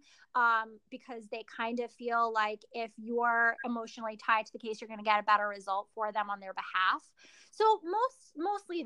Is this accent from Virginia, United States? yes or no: no; New York, United States; I'm from New York